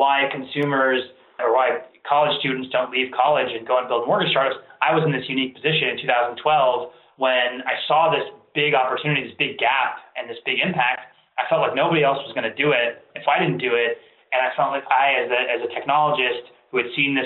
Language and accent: English; Ohio, United States; also born or lived in Iran; I was born in Iran and my family immigrated here in the 80s. Came here, became academics. I grew up in the Midwest, in Ohio